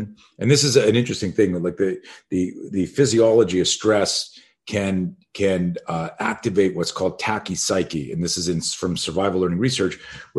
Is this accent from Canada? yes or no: yes; Canada; I grew up in Canada